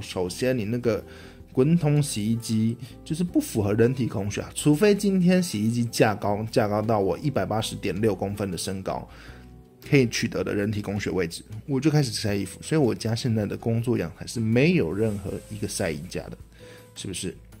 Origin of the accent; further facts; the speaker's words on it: Taiwan; accent: Taiwanese accent; 身为一个台湾人